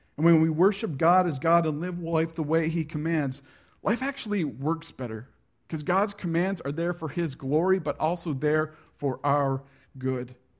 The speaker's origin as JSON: {"language": "English", "region": "Prince Edward Island", "country": "Canada", "tie": "born or raised there", "said": "I grew up in a subdivision on P"}